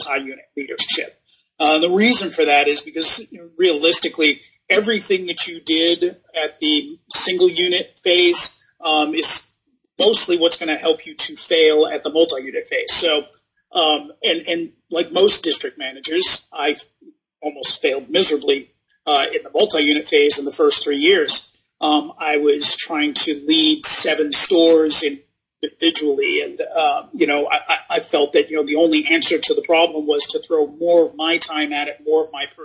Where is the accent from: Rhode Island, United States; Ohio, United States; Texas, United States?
Rhode Island, United States; moved away as an adult; also born or lived in New York / New Hampshire / Virginia; I was raised in Rhode Island, went to school in New Hampshire